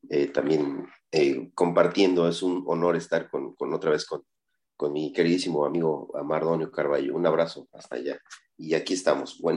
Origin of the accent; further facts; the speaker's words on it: Zinacantán, Chiapas, Mexico; soy de Sinacantán, Chiapas